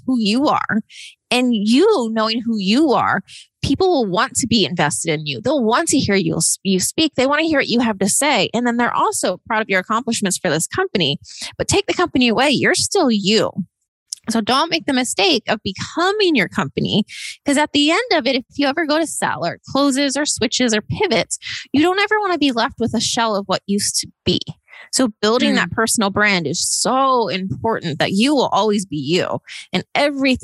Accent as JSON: {"language": "English", "region": "East Coast", "country": "United States", "tie": "born or raised there", "also_born_or_lived": "Austin, Texas / Los Angeles, California", "moved": "as an adult", "said": "I grew up kind of on the East Coast"}